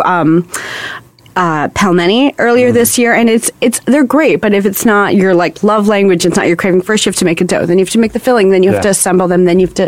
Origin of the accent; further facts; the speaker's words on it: New Jersey, United States; moved away as an adult; also born or lived in Washington, D.C.; now in New York, United States; I grew up in New Jersey